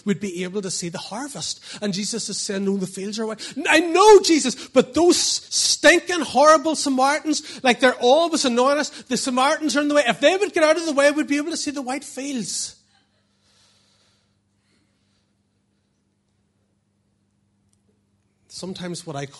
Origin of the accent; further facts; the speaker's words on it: Portadown, Northern Ireland, United Kingdom; I was brought up in Portadown